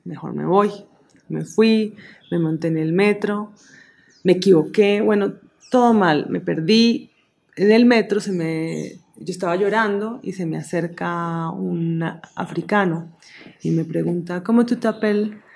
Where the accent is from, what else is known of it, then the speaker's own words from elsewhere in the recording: Colombia; vivimos en un país muy rico en imágenes, en música, en culturas, en comida